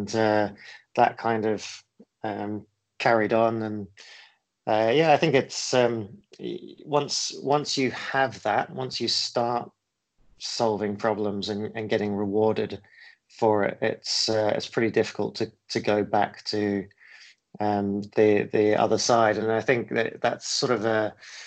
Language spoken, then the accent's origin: English; Cambridge, East of England, United Kingdom; moved away as an adult; also born or lived in New Zealand; now in Singapore; I actually grew up more in the UK